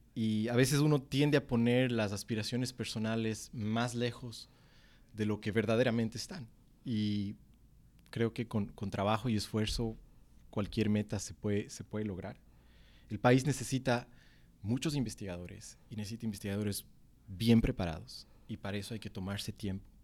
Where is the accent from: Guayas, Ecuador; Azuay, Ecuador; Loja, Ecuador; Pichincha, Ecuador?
Azuay, Ecuador; Cuenca; moved away; los cuencanos extrañamos del motepillo